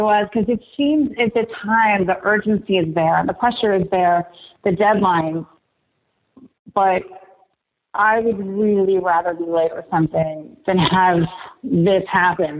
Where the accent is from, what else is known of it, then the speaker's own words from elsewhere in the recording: Martinsburg, West Virginia, United States; We grew up in Martinsburg.